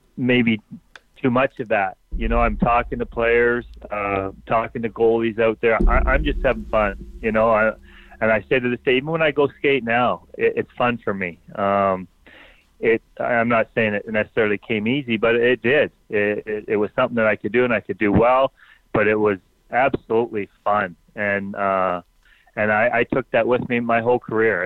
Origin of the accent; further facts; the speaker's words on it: Ontario, Canada; moved away as an adult; I grew up in Ontario